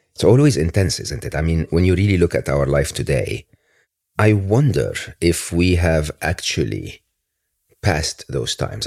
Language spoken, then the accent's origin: English; Egypt; growing up in Egypt